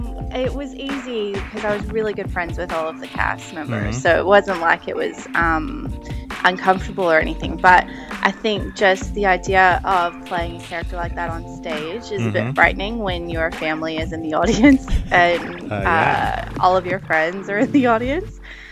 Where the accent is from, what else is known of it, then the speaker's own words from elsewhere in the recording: Valdosta, Georgia, United States; also born or lived in Nashville / Atlanta; No, I was born in Nashville, and we moved around. I lived in Atlanta when I was about 5, and then when I was 5, we moved to Valdosta, and I lived in Valdosta from the time I was 5 to the time I was 15.